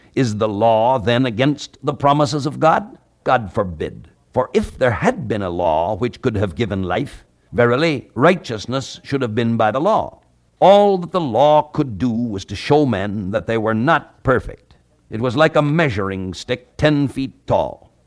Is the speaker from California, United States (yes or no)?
yes; California, United States; at the time of my graduation from high school, when I was sixteen or seventeen years old, at that time there was not even one mile of paved road in my home state of California